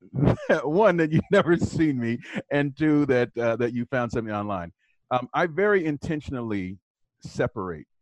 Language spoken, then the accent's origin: English; Southwest Ohio, United States; I grew up in Southwest Ohio